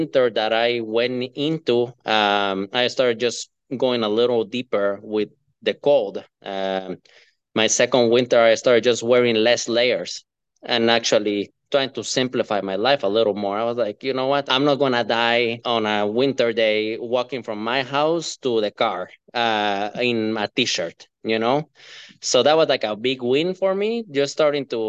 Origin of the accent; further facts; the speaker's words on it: Guatemala; moved away as an adult; now in Minnesota, United States; I'm a guy from Guatemala, from Central America, that moved to the US, but started living in Minnesota in 2012.